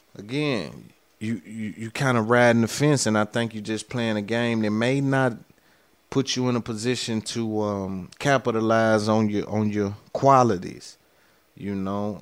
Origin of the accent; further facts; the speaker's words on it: the South, United States; I'm from the South